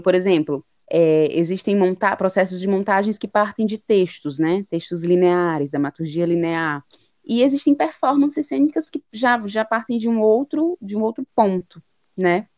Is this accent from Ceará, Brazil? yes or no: yes; Fortaleza, Ceará, Brazil; a gente é de Fortaleza, Ceará